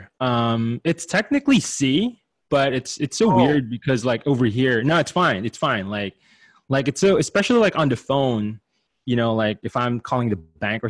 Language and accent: English; Philippines; moved away as an adult; now in United States; I'm an immigrant from the Philippines, half Chinese, half Filipino. Came here, right before I turned 21